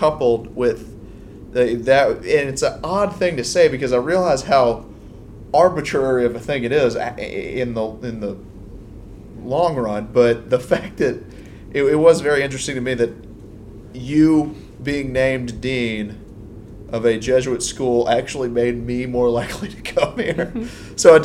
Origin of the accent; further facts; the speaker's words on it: Alabama, United States; moved away; I grew up in Alabama